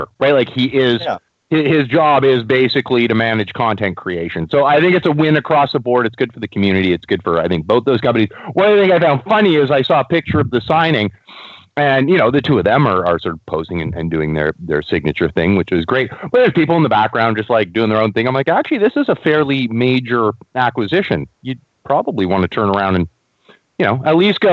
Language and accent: English; Canada; I'm Canadian